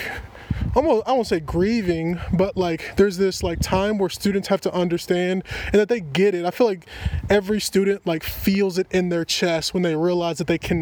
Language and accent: English; Kentucky, United States; also born or lived in Kansas City; now in Coeur d'Alene, United States; When I moved from Kentucky, where I'm originally from, to Kansas City